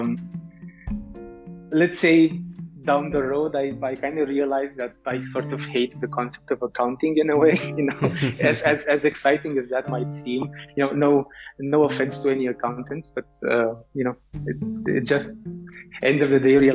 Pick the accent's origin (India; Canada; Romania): Romania; Bucharest; I grew up in Romania, in Bucharest, the capital city of Romania